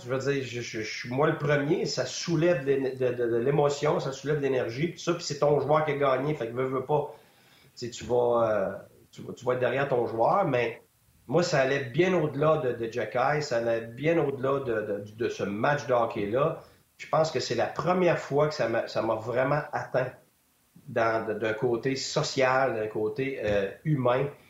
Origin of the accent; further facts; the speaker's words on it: Quebec, Canada; moi ou un autre Québécois